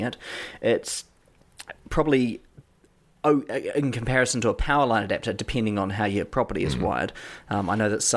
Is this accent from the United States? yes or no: no; New Zealand; accent: New Zealand; my New Zealand accent